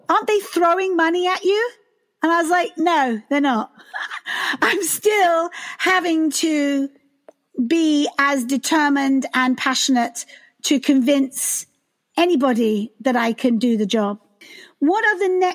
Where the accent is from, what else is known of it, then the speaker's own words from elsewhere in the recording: United Kingdom; now in United States; I am British